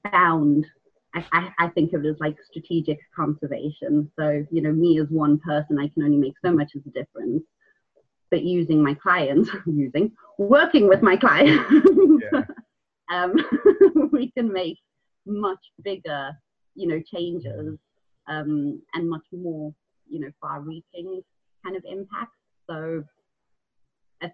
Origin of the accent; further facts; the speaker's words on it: South Africa; moved away; I grew up in South Africa.